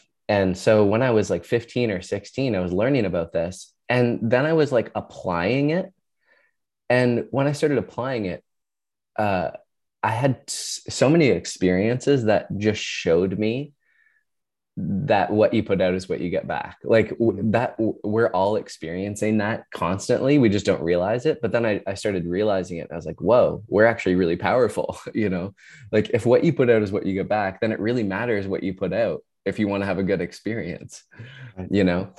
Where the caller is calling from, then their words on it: Ontario, Canada; I am in Ontario, Canada. So a couple hours north of Toronto.